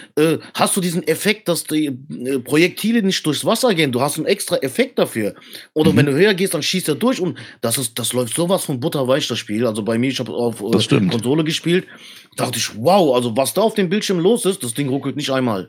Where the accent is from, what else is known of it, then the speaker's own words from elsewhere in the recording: Frankfurt, Hesse, Germany; bei uns in Frankfurt